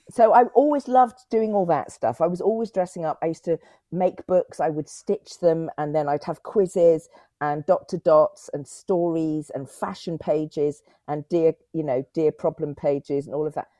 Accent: Cotswolds, South West England, United Kingdom; also born or lived in Clifton, Bristol / Whitchurch, Bristol / Leeds; I grew up in the Cotswold

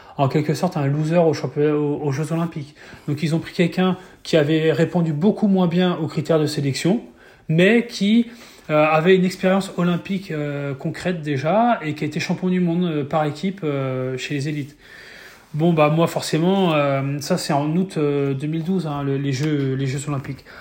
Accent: Mayenne, Pays de la Loire, France; je suis fils d'agriculteur, j'ai jamais pris l'avion à l'époque, je suis jamais sorti trop de, de, la Mayenne ou des Pays de la Loire

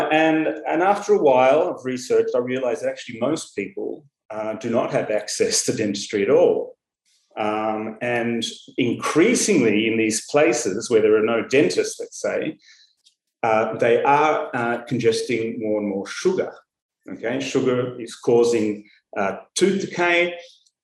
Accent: Melbourne, Victoria, Australia; moved away as an adult; now in Tel Aviv, Israel; I grew up in Melbourne, in Australia, and I studied dentistry at the University of Melbourne

